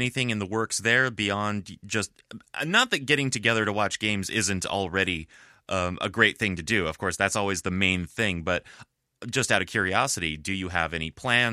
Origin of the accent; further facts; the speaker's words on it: Southern California, United States; also born or lived in San Francisco; I grew up in Southern California, kind of like 50 miles out of L.A., out in the desert